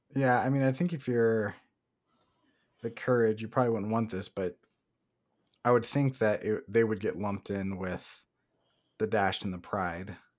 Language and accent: English; Salem, Oregon, United States; Salem, Oregon, my hometown